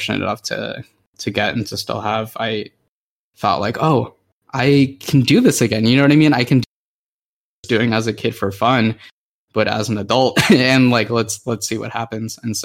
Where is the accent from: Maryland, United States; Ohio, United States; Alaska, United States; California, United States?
Alaska, United States; Anchorage; I grew up in Anchorage and we were like kind of isolated.